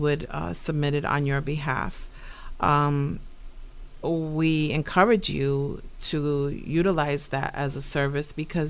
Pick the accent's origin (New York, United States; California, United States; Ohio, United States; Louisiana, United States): New York, United States; New York City; now in Buffalo, United States; Born and raised in New York. My great-grandparents came from Puerto Rico in the 30s.